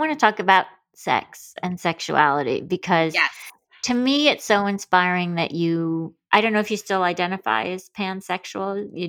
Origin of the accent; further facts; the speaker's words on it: Michigan, United States; growing up in Michigan